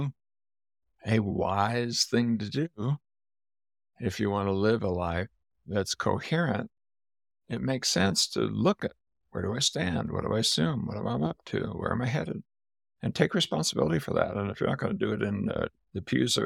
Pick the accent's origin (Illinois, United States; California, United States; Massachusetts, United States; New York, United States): California, United States; Southern; moved away; also born or lived in West Virginia; I grew up in Southern California